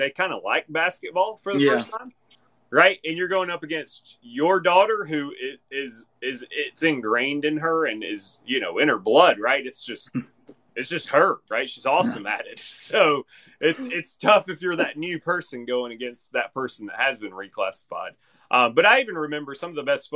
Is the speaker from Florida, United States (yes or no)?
no; Corner, Alabama, United States; I grew up in Corner, Alabama.